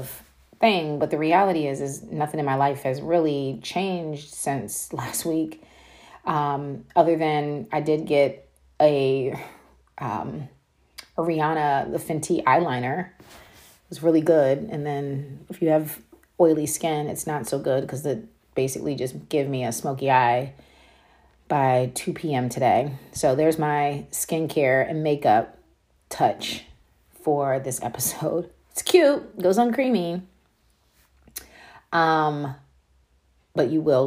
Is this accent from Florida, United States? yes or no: no; Frederick, Maryland, United States; The city is called Frederick in Maryland.